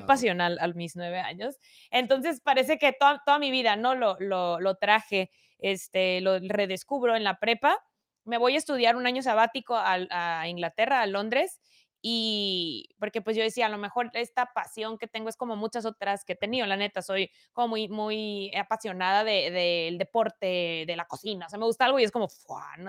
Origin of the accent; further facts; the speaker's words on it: Mexicali, Baja California, Mexico; Soy de Mexicali, Cachanilla